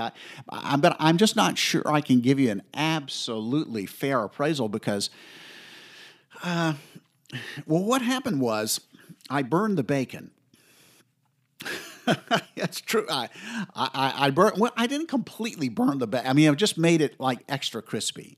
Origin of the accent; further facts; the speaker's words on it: the South, United States; I grew up in the South.